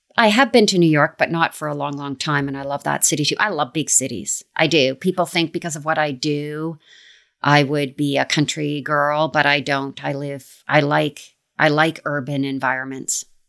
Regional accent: Canada; I like Canada just because I'm from here

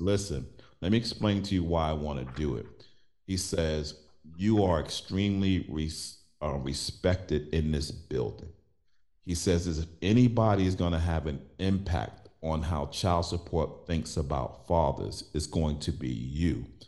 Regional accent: New York City, New York, United States; I was born and raised in Brooklyn

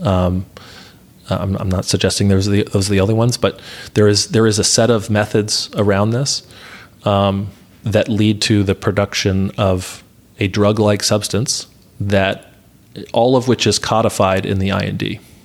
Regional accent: Atlanta, Georgia, United States; moved away; I grew up in Atlanta

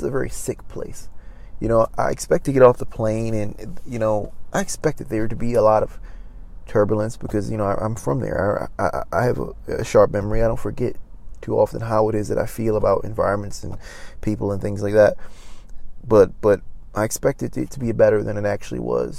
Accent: Maryland, United States; now in Los Angeles, United States; I went back home to my home state of Maryland

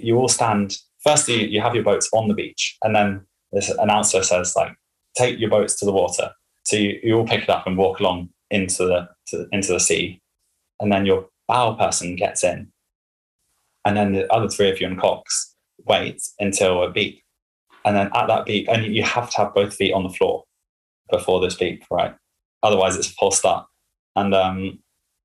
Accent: Henley-on-Thames, South East England, United Kingdom; It's my hometown or home area

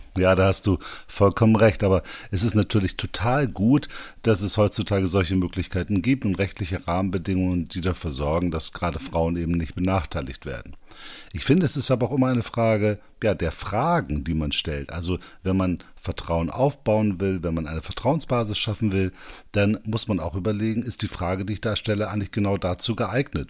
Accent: Bremen, Germany; Ich komme ja aus Bremen

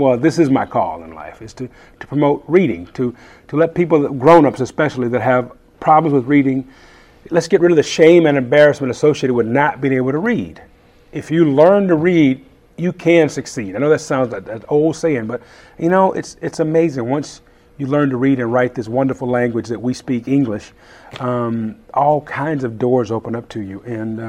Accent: Conyers, Georgia, United States; also born or lived in San Francisco Bay Area; Conyers, Georgia.

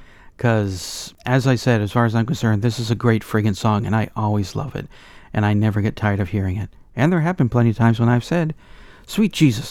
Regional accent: United States; as an American … collecting …

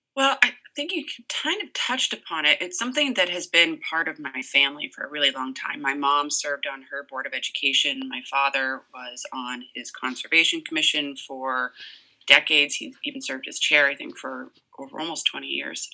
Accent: Massachusetts, United States; now in Orange, Connecticut, United States; I'm actually originally from Massachusetts

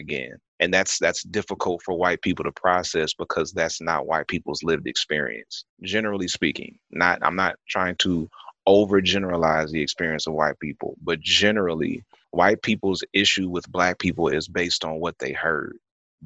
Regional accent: California, United States; I grew up in California

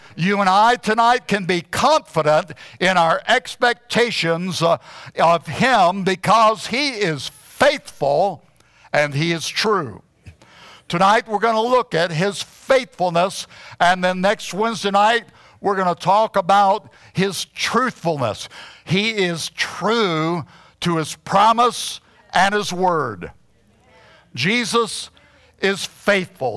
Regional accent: Huntsville, Alabama, United States; moved away as an adult; also born or lived in Arizona; I had been born and raised in Huntsville, Alabama

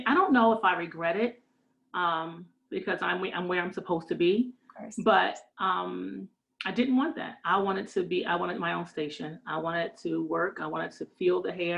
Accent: Northern New Jersey, United States; I am from Northern New Jersey

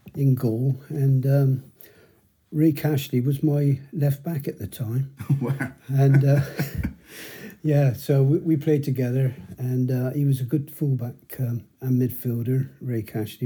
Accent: Bristol, South West England, United Kingdom; I grew up in High Ridge

